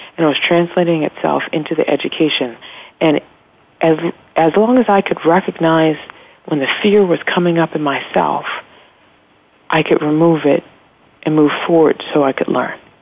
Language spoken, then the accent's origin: English; Los Angeles, California, United States; I grew up in South Central Los Angeles